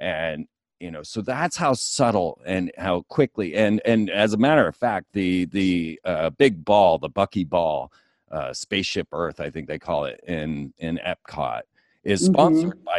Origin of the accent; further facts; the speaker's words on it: Orlando, Florida, United States; I grew up in Orlando